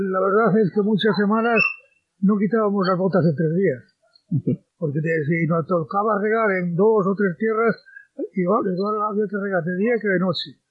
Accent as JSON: {"language": "Spanish", "town": "Villazala", "region": "Castile and León", "country": "Spain", "tie": "born there"}